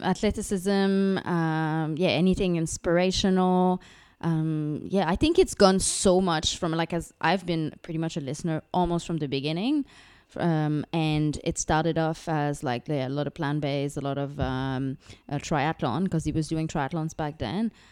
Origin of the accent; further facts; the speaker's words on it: Canada; now in Singapore; I'm, I'm French Canadian, uh, living in Singapore with my husband, Luke